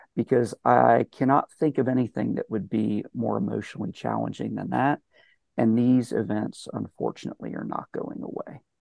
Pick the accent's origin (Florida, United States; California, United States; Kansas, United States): Florida, United States; Palm Beach County; moved away; also born or lived in Tennessee; I'm from Palm Beach County